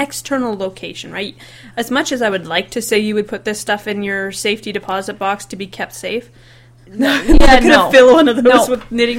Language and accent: English; Okanagan, British Columbia, Canada; I'm from the Okanagan. It's semi-arid desert. They get huge forest fires every year.